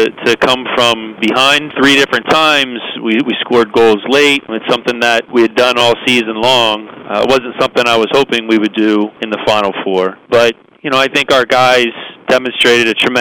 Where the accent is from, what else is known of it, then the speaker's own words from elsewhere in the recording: Philadelphia, Pennsylvania, United States; I grew up in the Philadelphia area